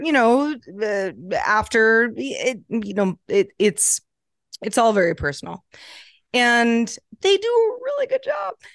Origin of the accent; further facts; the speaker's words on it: Sebastopol, California, United States; I grew up in, uh, Northern California, um, in a small town called Sebastopol